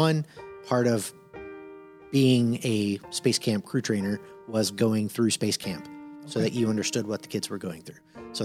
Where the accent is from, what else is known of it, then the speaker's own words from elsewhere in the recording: Phil Campbell, Alabama, United States; also born or lived in Miami; A lot of time I split between, Miami, Florida and a town in Northwest Alabama called Phil Campbell.